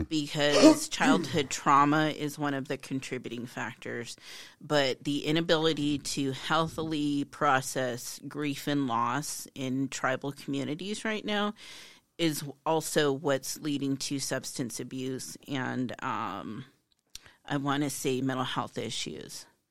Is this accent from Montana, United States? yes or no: yes; Hardin, Montana, United States; I'm from Hardin.